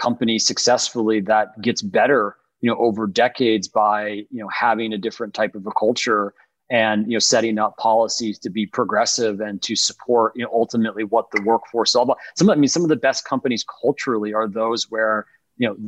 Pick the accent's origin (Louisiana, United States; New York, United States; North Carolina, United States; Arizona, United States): New York, United States; Buffalo; growing up in Buffalo with the windows open dead of, you know, winter.